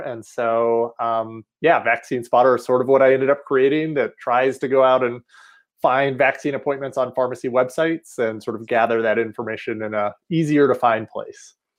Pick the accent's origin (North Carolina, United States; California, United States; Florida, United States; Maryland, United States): North Carolina, United States; outside of Asheville, Western; moved away as an adult; also born or lived in Rochester, New York; now in Colorado, United States; I'm originally from Western North Carolina. Um, so up in the mountains of North Carolina outside of Asheville.